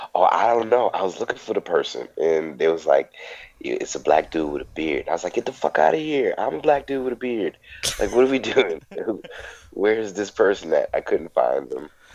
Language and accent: English; New Orleans, Louisiana, United States; I'm a comic from New Orleans